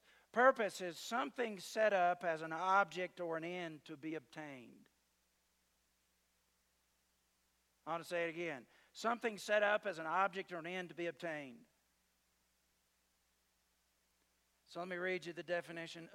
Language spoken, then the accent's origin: English; the South, United States; I'm from the South